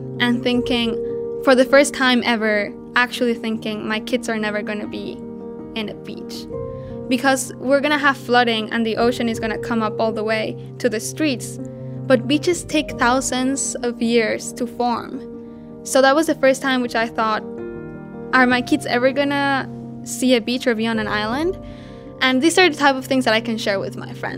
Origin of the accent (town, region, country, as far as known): Mexico; born or raised there